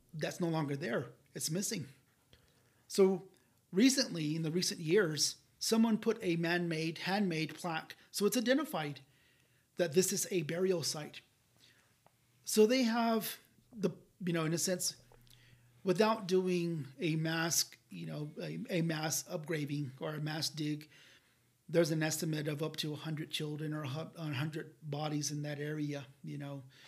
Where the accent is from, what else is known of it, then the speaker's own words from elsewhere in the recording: Hopi, Zuni, and Laguna, New Mexico, United States; I'm from Hopi, I'm from Zuni, and I'm from Laguna.